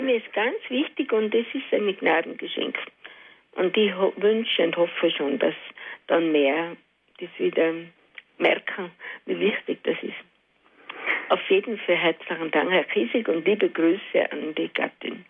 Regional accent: Alpbach, Tyrol, Austria; moved away; seit ich jetzt wieder in Altbach, in meiner Heimat bin, acht Jahre

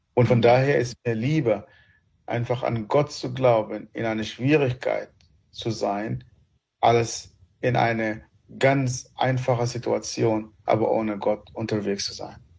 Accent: Sudan; German is a second language; also born or lived in Egypt; now in Germany; Meine äh, meine Erziehung ist schon abgeschlossen, als ich noch als Kind im Sudan bin

